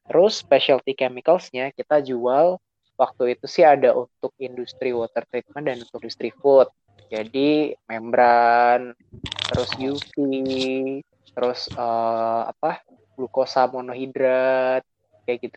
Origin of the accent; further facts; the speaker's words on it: Semarang, Central Java, Indonesia; born there; also born or lived in Yogyakarta; now in Sidoarjo, Indonesia; Asalku ribet sih. Aku lahir di Semarang. uh, kuliah di Jogja. Sekarang tinggal di Sidoarjo.